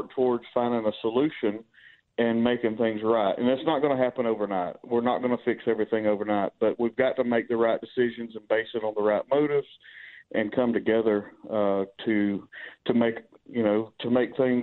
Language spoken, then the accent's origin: English; Charleston, South Carolina, United States; I grew up in Charleston, South Carolina in the 60s